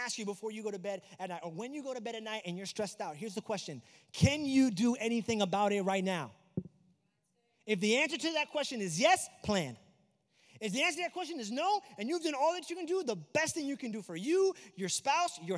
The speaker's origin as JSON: {"language": "English", "region": "New York", "country": "United States", "moved": "yes", "lives_now": "Florida, United States", "said": "I'm also from New York"}